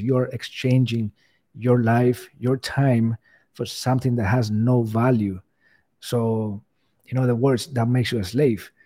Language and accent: English; Cuba; English is a second language; moved away; English is not my first language, so, you know, I, I'm Cuban, I came from Cuba, I had to learn the language